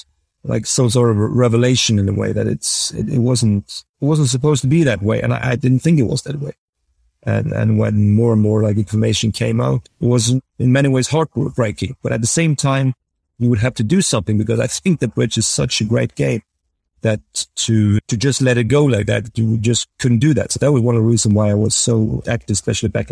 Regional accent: Norway; growing up in Norway, I really thought that bridge was a fair game.

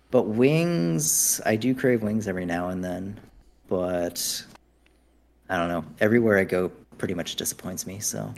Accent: United States; I'm so American

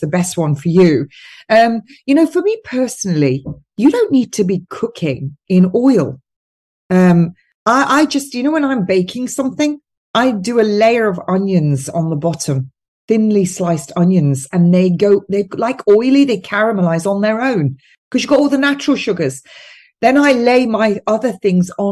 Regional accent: United Kingdom; as British people, and I think you're the same where you live, Tim, it's the same climate as where I live.

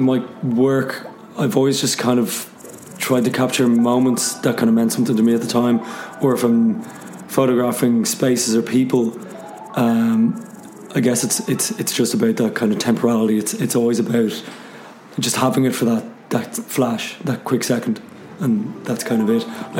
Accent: Dublin, Leinster, Ireland; I'm a photographer from Dublin

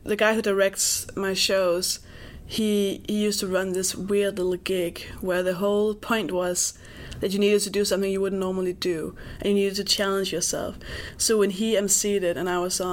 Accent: Denmark; also born or lived in England; I'm Danish

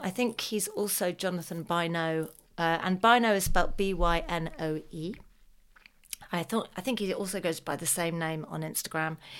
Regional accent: United Kingdom; as a Brit

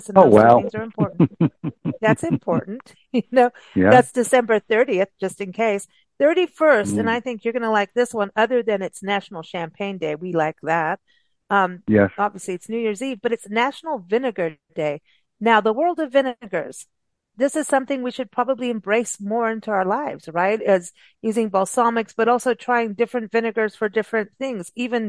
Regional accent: England, United Kingdom; also born or lived in South Africa; Now, malt vinegar, I grew up with that in England and South Africa on, on chips, which is like a fat French fry.

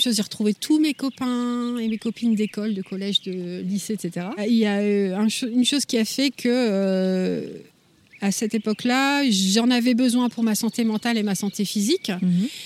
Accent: Lille, Hauts-de-France, France; moved away as an adult; now in Adirondacks, United States; Je suis originaire du nord de la France, de Lille, et ça fait 5 ans que j'habite dans les Adirondacks.

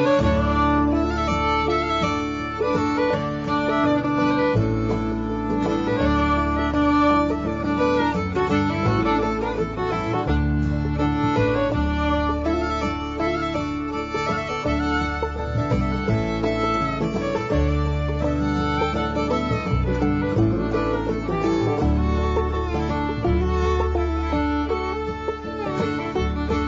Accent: Manchester, North West England, United Kingdom; growing up in an Irish Catholic family in the back streets of Manchester, a big industrial city in the north of England

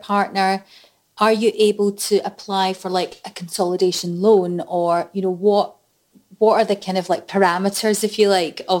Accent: Coatbridge, Scotland, United Kingdom; I'm from Coatbridge

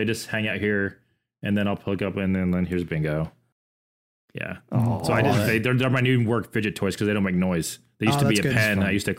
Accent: Orlando, Florida, United States; So I grew up in Orlando, Florida. I grew up 15 minutes from Disney.

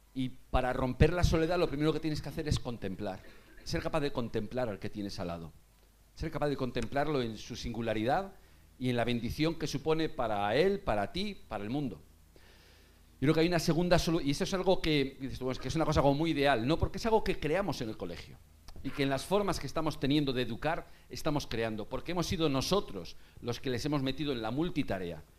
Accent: Vigo, Galicia, Spain; now in Madrid, Spain; yo soy de Vigo

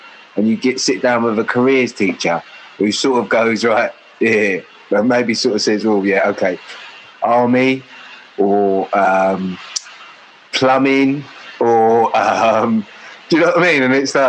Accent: Acton, London, United Kingdom; in West London, South Acton. I was I was born in Queen Charlotte's, which was, at that time, it was Stamford Brook. And then it moved over to sort of Hammersmith, so right by Scrubs, Wormwood Scrubs and all that. So, yeah, Acton boy, both parents from West Africa, Ghana.

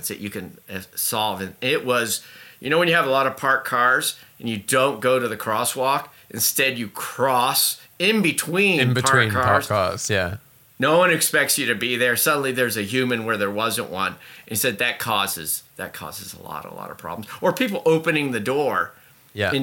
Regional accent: Indianapolis, Indiana, United States; moved away; also born or lived in Boston; I grew up in Indianapolis in the Midwest, and then I moved to Boston

